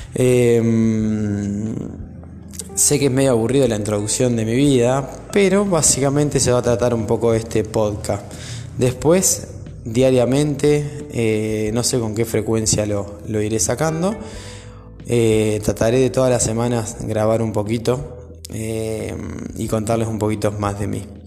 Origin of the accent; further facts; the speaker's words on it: Coronel Suárez, Buenos Aires Province, Argentina; nací en Coronel Suárez, eh, padres separados, mi mamá madre soltera, me crié con mi abuela y mi tía